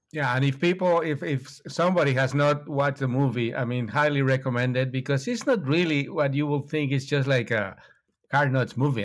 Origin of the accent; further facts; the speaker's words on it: Mexico; I'm from Mexico